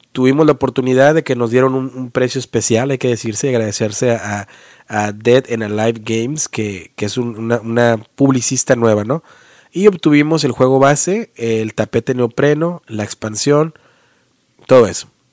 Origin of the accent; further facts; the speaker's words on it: Mexico; now in United States; nuestra historia y el folclore como mexicanos, ¿no? nuestra cultura